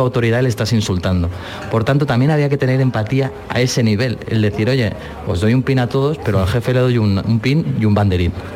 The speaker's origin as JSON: {"language": "Spanish", "town": "Barcelona", "region": "Catalonia", "country": "Spain", "said": "yo de Barcelona"}